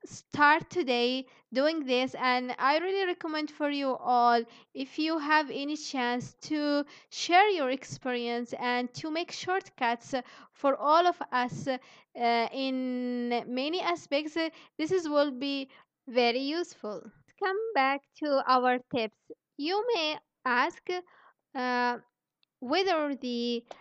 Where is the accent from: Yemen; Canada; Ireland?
Yemen; moved away as an adult; also born or lived in Indonesia; I'm from Yemen